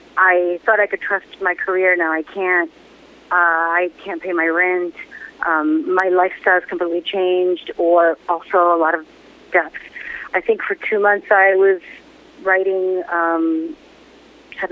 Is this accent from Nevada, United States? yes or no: no; New York City, New York, United States; moved away as an adult; now in Pennsylvania, United States; I am such a New Yorker. I grew up in Queens